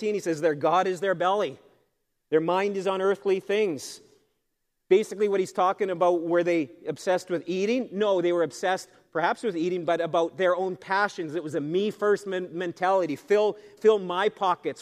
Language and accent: English; Canada; being a Canadian citizen is something to be treasured. This is a great country to be from.